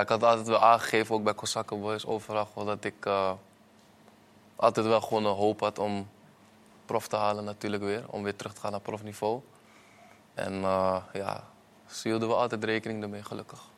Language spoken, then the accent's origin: Dutch; Netherlands; moved away; ik kom uit Nederland